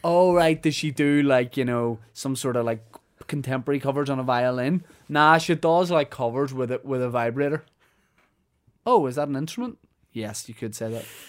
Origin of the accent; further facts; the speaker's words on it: Holywood, Northern Ireland, United Kingdom; Hollywood, mate. Honestly, big fan of my hometown.